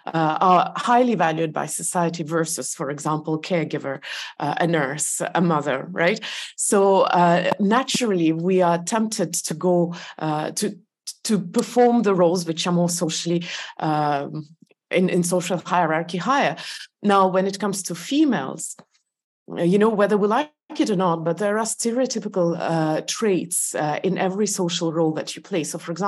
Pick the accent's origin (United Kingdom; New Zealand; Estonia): Estonia; also born or lived in Belarus; Soviet Union was a big country, and I did live most of my life in Estonia until I got married. But yes, I was born in Belarus.